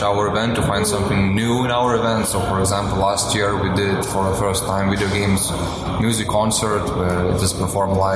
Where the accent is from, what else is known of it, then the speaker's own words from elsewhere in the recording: Kaunas, Kaunas County, Lithuania; I'm here from Lithuania. I live in Kaunas from the very, very beginning